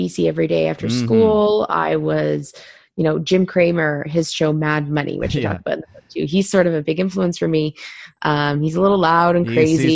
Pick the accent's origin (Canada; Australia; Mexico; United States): Canada; Vancouver, British Columbia; moved away as an adult; also born or lived in Toronto / London; I grew up in Vancouver in Canada, and I went to school at Ryerson in Toronto